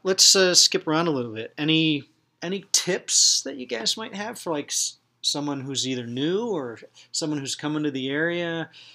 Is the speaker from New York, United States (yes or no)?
yes; Finger Lakes, New York, United States; moved away; I grew up in the Finger Lakes